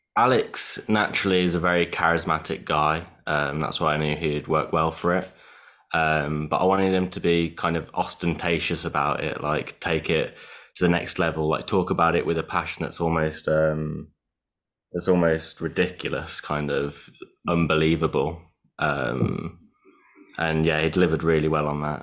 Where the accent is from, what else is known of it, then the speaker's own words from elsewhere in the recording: Italy; now in United Kingdom; I grew up in Italy, uh, where food is almost like like the the meaning for everything